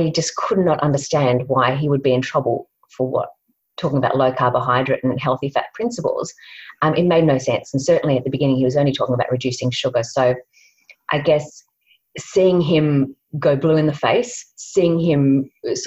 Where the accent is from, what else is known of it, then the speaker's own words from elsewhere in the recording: Sydney, New South Wales, Australia; moved away as an adult; also born or lived in Melbourne; now in Launceston, Australia; originally we're from Sydney and then moved to Melbourne